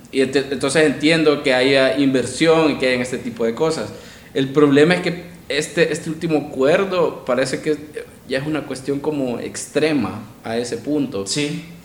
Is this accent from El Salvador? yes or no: yes; El Salvador